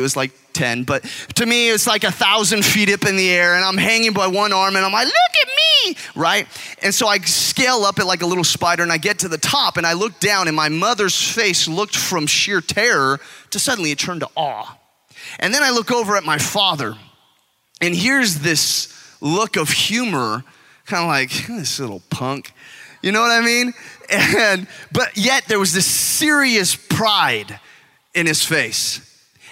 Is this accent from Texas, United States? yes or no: no; California, United States; I'm from California, and the beach is all there